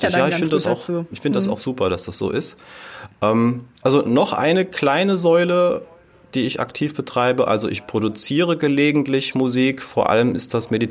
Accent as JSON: {"language": "German", "region": "Rhineland-Palatinate", "country": "Germany", "said": "hier bei uns"}